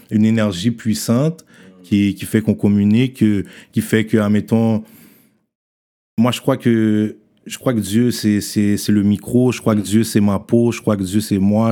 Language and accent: French; Haiti; On est haïtien